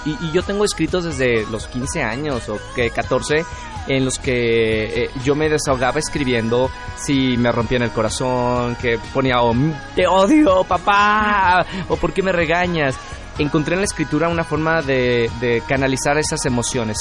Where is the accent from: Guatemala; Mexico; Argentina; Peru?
Mexico; also born or lived in Monterrey; regresé a México y, decidí quedarme ya otra vez de regreso en mi país